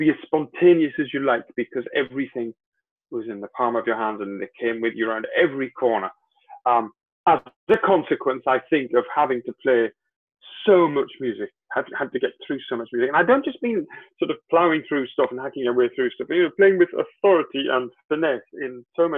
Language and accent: English; Gateshead, North East England, United Kingdom; moved away; also born or lived in Dublin; my job in Gateshead with Royal, as it is now, Royal Northern Sinfonia, it wasn't then, was great, because it meant I got to work in my hometown